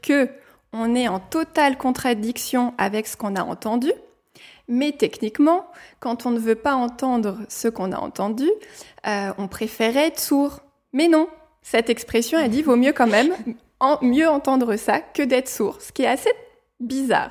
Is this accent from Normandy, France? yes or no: yes; Normandy, France; now in Strasbourg, France; je viens de Normandie, dans le nord-ouest de la France, et je vis actuellement à Strasbourg